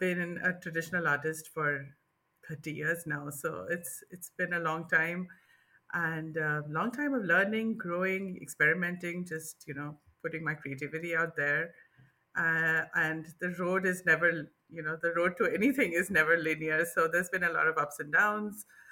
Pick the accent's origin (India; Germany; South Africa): India; moved away as an adult; I grew up in India. I spent, 35 years in India.